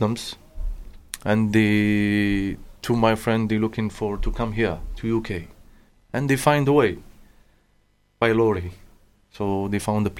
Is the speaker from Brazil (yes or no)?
no; Kouba, Algiers Province, Algeria; English is a second language; moved away as an adult; also born or lived in Germany; now in United Kingdom; I'm from Algeria. The town is called Kouba. It's very popular towns and is the Algeria capital.